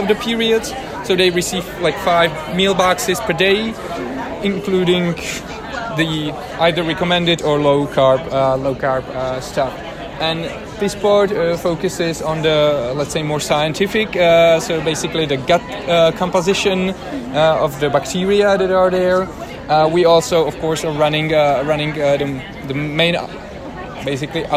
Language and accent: English; Prague, Czechia; I'm from Prague, Czechia, in Europe